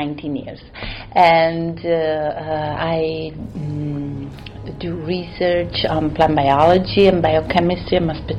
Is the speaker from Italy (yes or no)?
yes; Italy; moved away; I grew up and I was raised in Italy